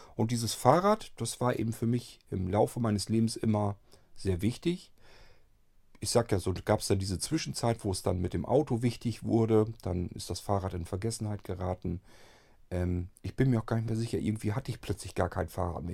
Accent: Lower Saxony, Germany; die nächsten Städte von meinem Heimatort hier entfernt sind so ähm, Hannover und andere Richtung vielleicht noch Bremen

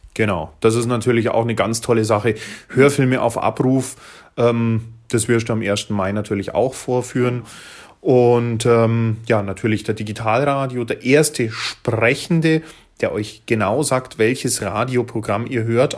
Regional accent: Bavaria, Germany; hier bei uns in Bayern

